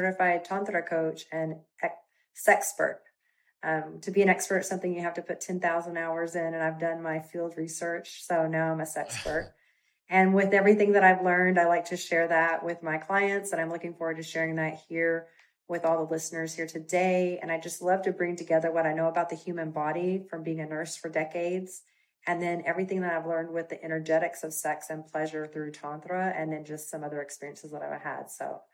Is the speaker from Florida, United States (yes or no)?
no; Texas, United States; accent: Texas twang; I'm from Texas, so sometimes I put a little Texas twang on it